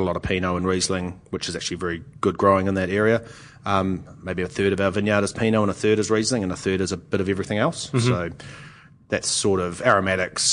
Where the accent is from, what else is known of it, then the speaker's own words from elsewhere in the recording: Christchurch, Canterbury, New Zealand; I've lived in Christchurch my whole, you know, I was born in Christchurch